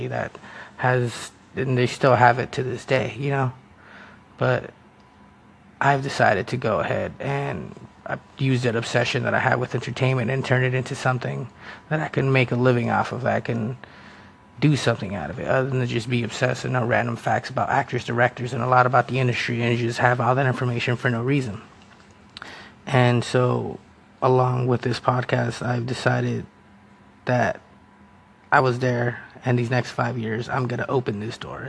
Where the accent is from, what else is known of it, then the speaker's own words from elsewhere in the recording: United States; first language Spanish; English is a second language; I'm a first-generation American. My parents were Salvadoran immigrants who came here